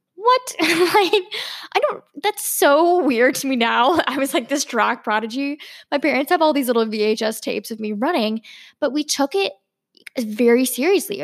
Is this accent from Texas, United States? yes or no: no; Virginia, United States; I grew up in Virginia